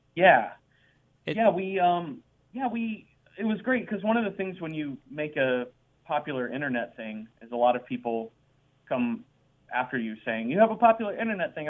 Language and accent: English; Dallas, Texas, United States; also born or lived in Boise, Idaho; I grew up in Dallas, Texas, where we are now